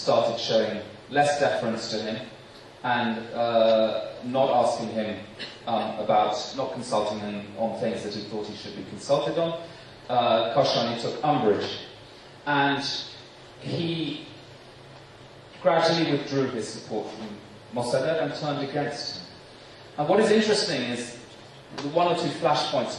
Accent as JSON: {"language": "English", "region": "London", "country": "United Kingdom", "tie": "born or raised there", "moved": "as an adult", "said": "as a Brit"}